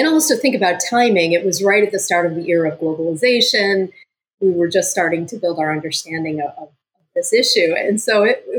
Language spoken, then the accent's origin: English; United States; I'm American.